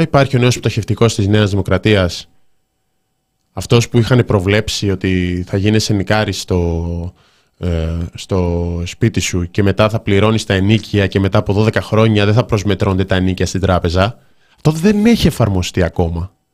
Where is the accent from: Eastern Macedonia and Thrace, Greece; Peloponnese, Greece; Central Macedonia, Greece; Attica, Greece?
Central Macedonia, Greece; Thessaloniki; είμαι από τη Θεσσαλονίκη